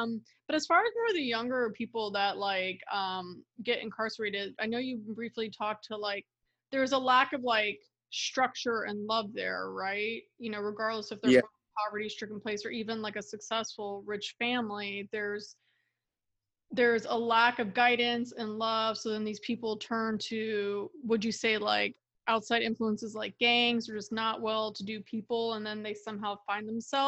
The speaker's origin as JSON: {"language": "English", "region": "Florida", "country": "United States", "moved": "yes", "said": "I was from Florida"}